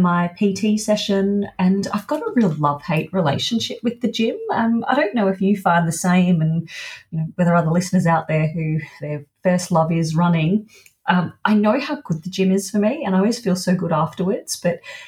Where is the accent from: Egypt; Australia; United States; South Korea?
Australia; Melbourne, Victoria; moved away; I went back to Melbourne, my hometown.